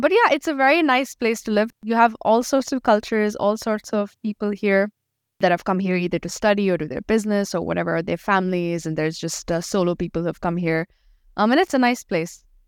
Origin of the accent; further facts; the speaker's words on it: Dubai, United Arab Emirates; also born or lived in Pakistan; I'm from Pakistan, but I've lived, born and brought up here in Dubai.